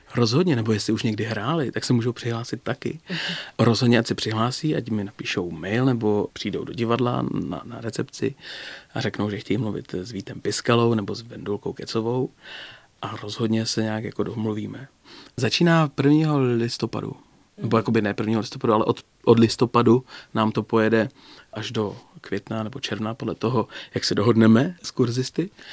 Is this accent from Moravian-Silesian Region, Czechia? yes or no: yes; Ostrava, Moravian-Silesian Region, Czechia; also born or lived in Brno; now in České Budějovice, Czechia; Já jsem Ostravák